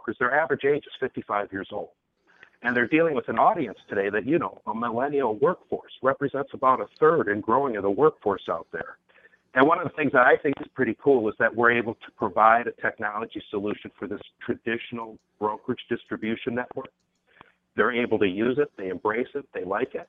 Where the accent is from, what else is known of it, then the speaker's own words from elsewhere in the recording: Minnesota, United States; now in San Francisco, United States; I'm from Minnesota originally, and now I'm in San Francisco